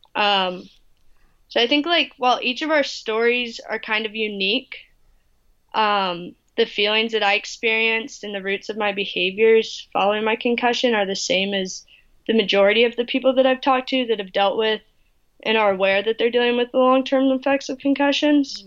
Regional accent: North Carolina, United States; where I grew up in North Carolina.

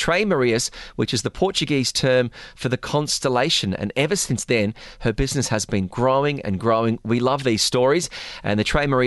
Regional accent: Australia; moved away as an adult; now in United Arab Emirates; as an Australian

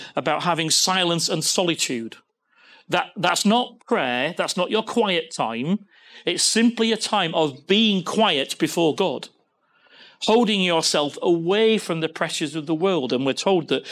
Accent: Leeds, Yorkshire and the Humber, United Kingdom; accent: northern; what a northern man I am by saying, by me sen. I'm from Leeds.

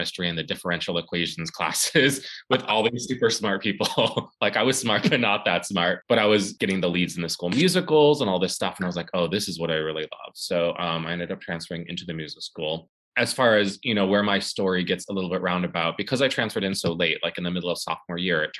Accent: St. Louis, Missouri, United States; now in New York, United States; I am from St. Louis, Missouri. Grew up doing, you know, like arts and stuff.

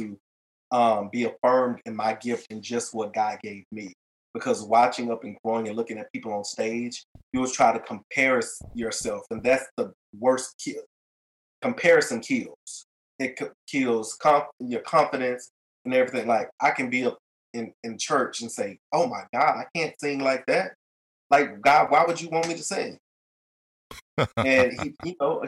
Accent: Dallas, Texas, United States; I am originally from Dallas, Texas

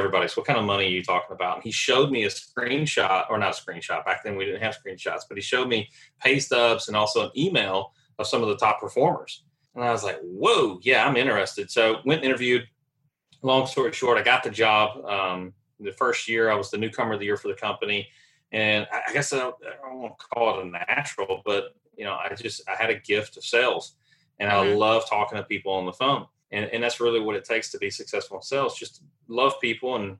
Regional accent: Nashville, Tennessee, United States; moved away as an adult; also born or lived in Charlotte, North Carolina; move back home because I'm originally from Nashville

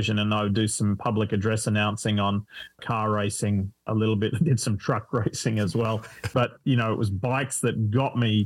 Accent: Australia; accent: Australian; moved away as an adult; also born or lived in Corinda State High School; now in United States

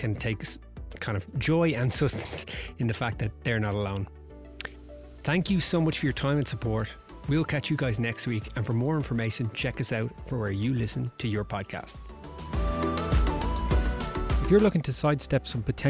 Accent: Ireland; maybe we're Irish

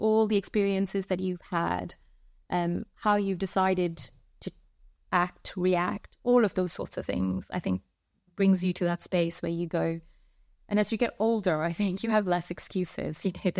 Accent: India; So I'm an 80s baby. Growing up in India, you know, your repertoire is slightly limited.

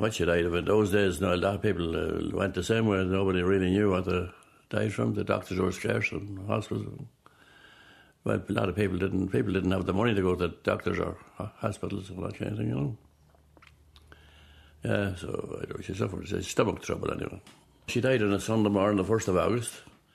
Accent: Butlersbridge, County Cavan, Ireland; now in Loughlinstown, Ireland; I was born in Inishmore. Inishmore, that's Buttersbridge, Inishmore, Buttersbridge, County Cavan

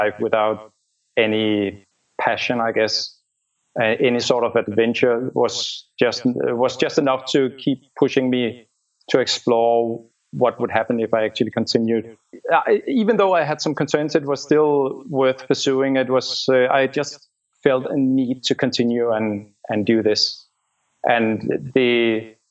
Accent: Denmark; moved away as an adult; also born or lived in Copenhagen; I'm from Denmark.

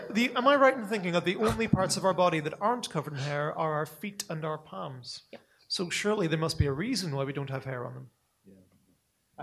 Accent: Northern Ireland, United Kingdom; I'm a person from Northern Ireland. You can tell by the by the accent, right? And we're the people who turned the word kneecap into a verb

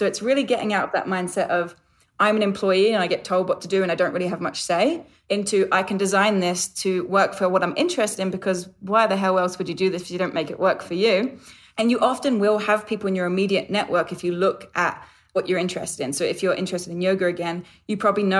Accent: London, United Kingdom; It's actually England. I'm a Londoner. I haven't lived at home in 13 years and I feel like it's probably changed with the travel.

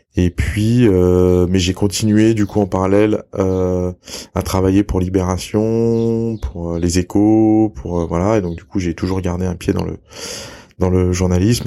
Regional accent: Lyon, Auvergne-Rhône-Alpes, France; moved away as an adult; also born or lived in Salzburg, Austria / New Zealand; je suis né et j'ai grandi à Lyon

